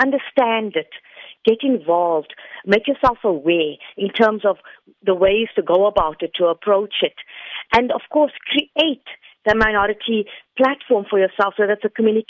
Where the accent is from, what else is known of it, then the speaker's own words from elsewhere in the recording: South Africa; as South African citizens